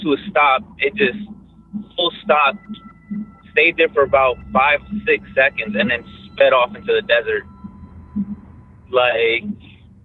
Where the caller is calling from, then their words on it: Dallas, Texas, United States; also born or lived in New York; I'm calling from Dallas, Texas